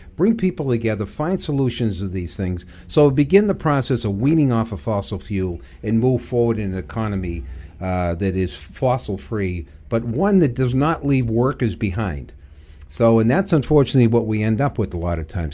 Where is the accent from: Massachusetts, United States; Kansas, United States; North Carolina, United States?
Massachusetts, United States; Everett; I actually grew up, uh, in Everett, Mass.